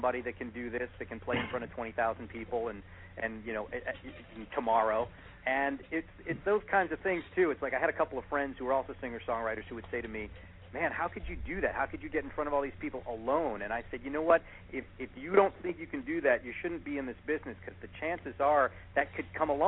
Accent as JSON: {"language": "English", "town": "New York City", "region": "New York", "country": "United States", "said": "I'm originally from Brooklyn"}